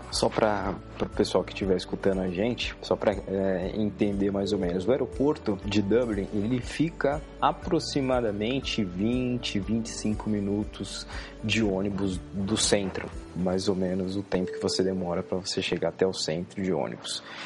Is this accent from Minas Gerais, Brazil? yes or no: no; São Paulo, Brazil; eu que sou de São Paulo